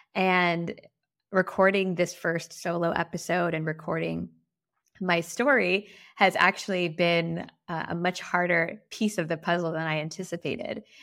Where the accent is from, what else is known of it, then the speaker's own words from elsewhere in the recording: Guam; moved away as an adult; also born or lived in San Diego / San Francisco / Amsterdam; I was raised on Guam. I moved to San Diego for college